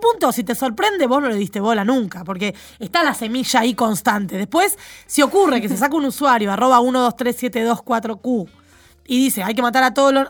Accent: Argentina; Soy de Argentina

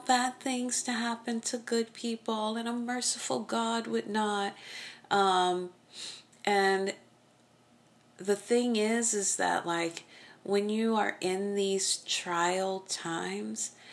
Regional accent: Oklahoma, United States; I'm from Oklahoma. We spank our children.

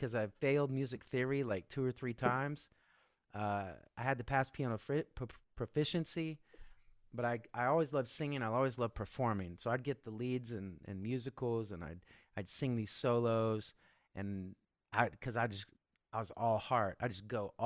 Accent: Kansas, United States; I grew up in the Midwest in Kansas.

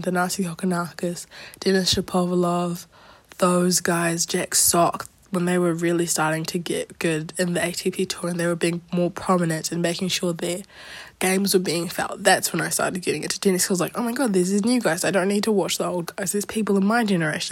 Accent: Auckland, New Zealand; also born or lived in Wellington, New Zealand; being from Wellington, I did grow up in Auckland

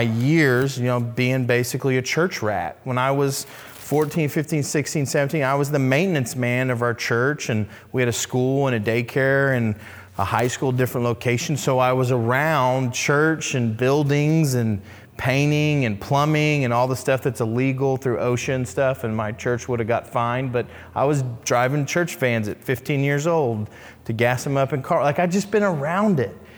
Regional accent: Oklahoma City, Oklahoma, United States; I grew up in Oklahoma City

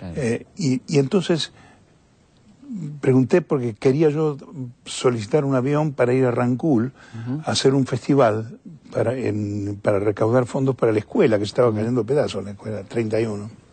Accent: Argentina; now in Europe; soy un cantante argentino que vive en Europa

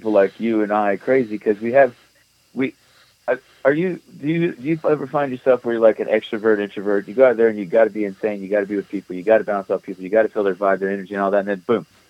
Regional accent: Atlanta, Georgia, United States; moved away; also born or lived in Lithonia, Georgia; I'm from there. From the north side.

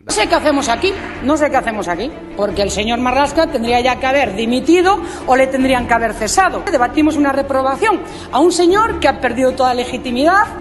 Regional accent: Ourense, Galicia, Spain; mi tierra orense

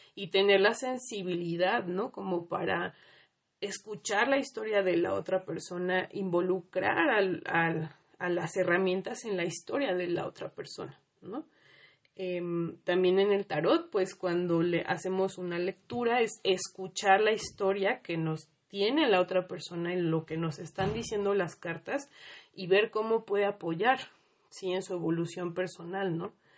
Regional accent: Mexico; las heridas colectivas que tenemos como mexicanos

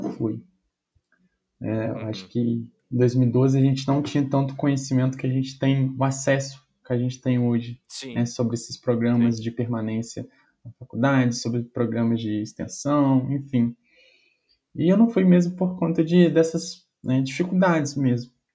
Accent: Bicas, Minas Gerais, Brazil; moved away as an adult; now in Juiz de Fora, Brazil; voltei para casa da minha mãe, na minha cidade, que eu sou de Bicas

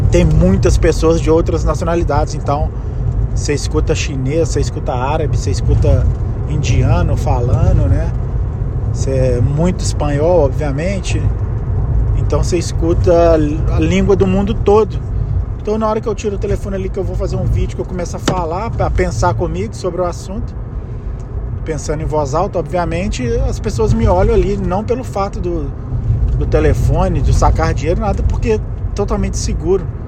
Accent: Brazil; first language Portuguese; moved away as an adult; eu sou brasileiro, esse é meu país, essa é minha língua

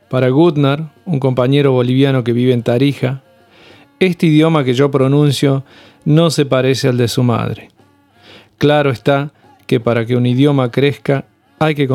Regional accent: Córdoba, Argentina; also born or lived in Tucumán / La Rioja / Salta; En el éxodo de mi familia, nací en Tucumán pero me crié en las sierras de Córdoba, en el valle de Punilla. Luego me mudé a La Rioja, al faldeo del Velasco, y seguí en Salta mascando coca debajo de algún lapacho florido.

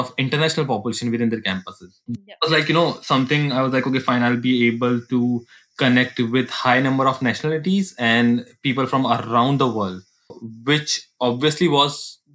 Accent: Jaipur, Rajasthan, India; moved away

